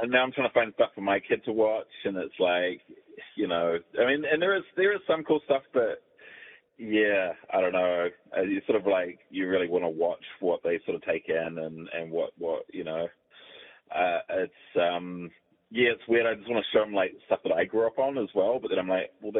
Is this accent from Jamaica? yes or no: no; New Zealand; over here we get like a lot of the English, like the British, like food, because we're like a British colony